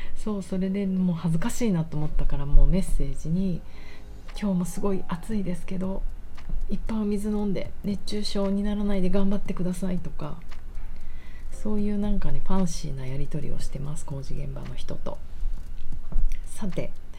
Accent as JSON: {"language": "Japanese", "region": "Tokyo", "country": "Japan", "tie": "born or raised there", "said": "私の実家ってその隣の浅草橋ってとこだった"}